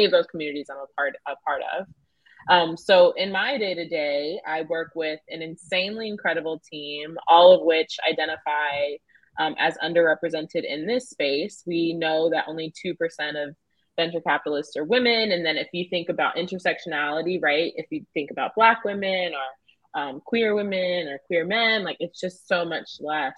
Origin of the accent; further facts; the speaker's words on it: Southern Georgia, United States; I grew up in Southern Georgia